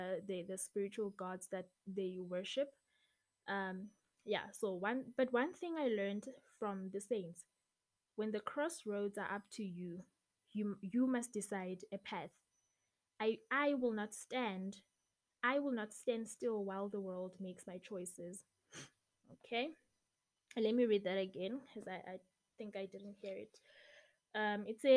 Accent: South Africa; I'm from South Africa

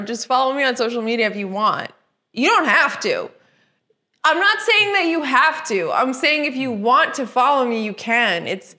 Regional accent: Midwest, United States; accent: Midwestern; Oh, my poor Midwestern accent's gone. Because I've lived here longer than...

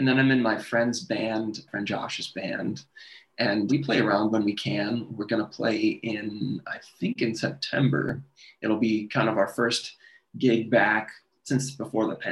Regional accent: Milwaukee, Wisconsin, United States; moved away; I'm from Wisconsin, from Milwaukee area.

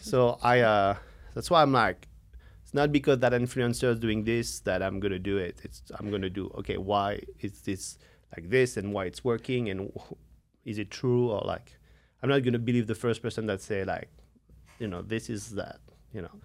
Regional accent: France; now in United States; from France

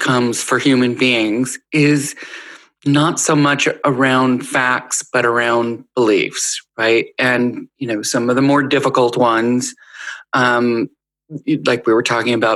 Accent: United States; as an American and a privileged American and a white American

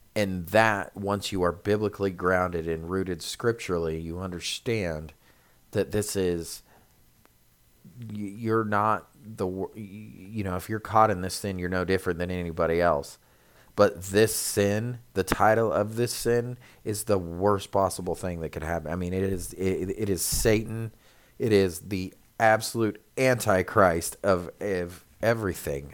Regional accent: United States; we as Americans, it's difficult because we are Americans, but we're Christians

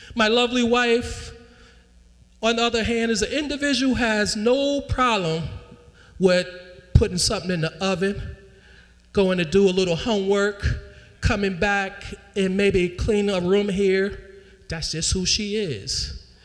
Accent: New York, United States; New York

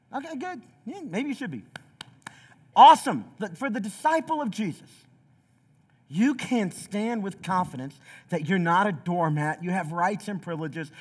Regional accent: Southeast Tennessee, United States; also born or lived in Chicago, Illinois; I was born in Chicago, but from the time I was eleven on, I lived in a small Southeast Tennessee city

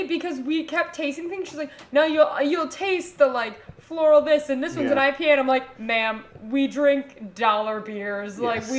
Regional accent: Florida, United States; And I am from Florida, and so I had a Florida ID.

